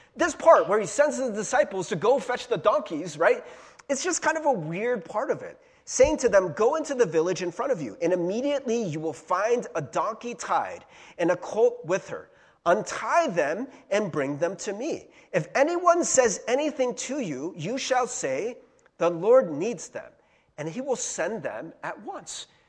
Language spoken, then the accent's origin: English; United States; as an American